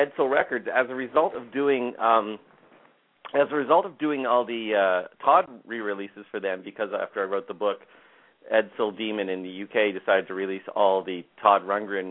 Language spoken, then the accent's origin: English; Toronto, Ontario, Canada; now in Berkeley, United States; That's where I grew up, yeah, Toronto.